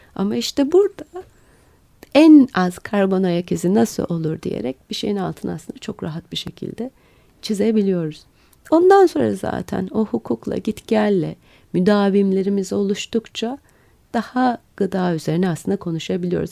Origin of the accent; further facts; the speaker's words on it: Istanbul, Turkey; İstanbulluyum. Benim için önemli o bir şey. Dolayısıyla yaşadığım kenti çok seviyorum.